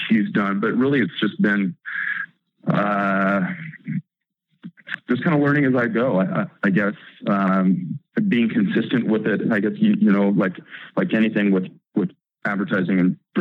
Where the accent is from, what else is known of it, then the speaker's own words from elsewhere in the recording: Eugene, Oregon, United States; Growing up in Eugene